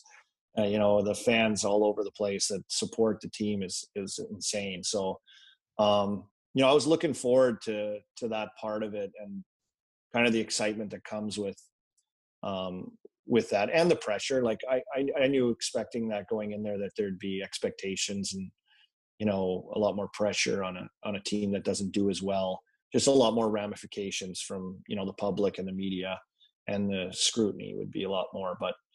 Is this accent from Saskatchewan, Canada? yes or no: yes; Saskatoon, Saskatchewan, Canada; And, you know, growing up in Saskatoon, like you get a lot of Leaf games